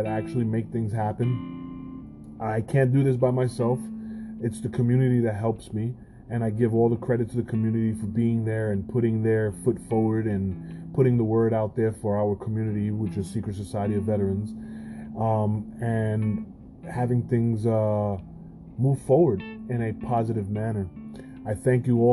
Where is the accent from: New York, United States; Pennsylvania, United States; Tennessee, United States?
New York, United States; I'm a New Yorker